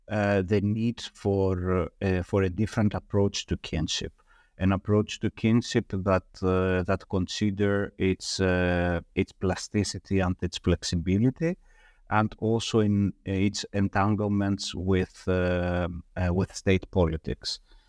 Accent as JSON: {"language": "English", "country": "Greece", "tie": "born or raised there", "said": "I was born and raised in Greece. I was educated in Greece. I studied in Greece"}